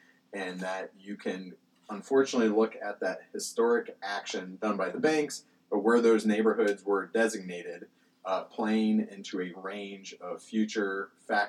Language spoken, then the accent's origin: English; Columbus, Ohio, United States; also born or lived in Richmond, Virginia; born and raised in Columbus